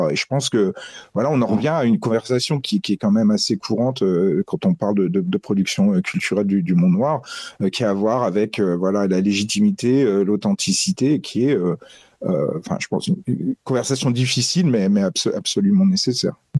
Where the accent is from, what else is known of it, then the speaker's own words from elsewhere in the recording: Metz, Grand Est, France; j'ai grandi à Metz